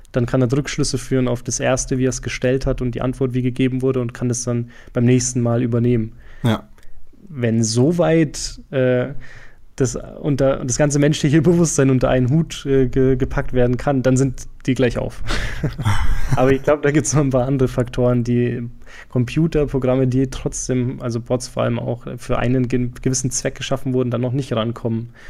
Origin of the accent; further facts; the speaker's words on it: Franconia, Bavaria, Germany; accent: Franconian; moved away; Mein Fränkisch scheint gerade ein bisschen durch. Trivia, ich komme aus Franken ursprünglich.